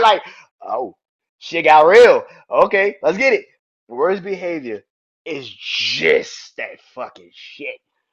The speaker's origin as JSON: {"language": "English", "town": "Houston", "region": "Texas", "country": "United States", "tie": "born or raised there", "also_born_or_lived": "New Orleans, Louisiana", "said": "I'm from the South, born in New Orleans, pretty much raised in Houston"}